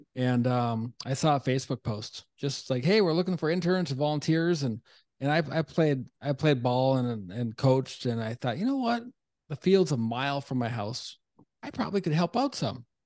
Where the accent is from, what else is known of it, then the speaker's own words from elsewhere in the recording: Duluth, Minnesota, United States; moved away; also born or lived in North Carolina; I'm a Minnesota guy originally